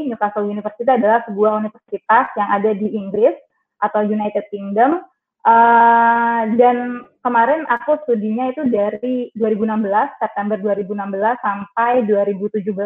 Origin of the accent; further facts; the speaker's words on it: Trenggalek, East Java, Indonesia; aku besar dan lahir di Trenggalek, jadi asli Trenggalek. Uh, SD, SMP, SMA di Trenggalek.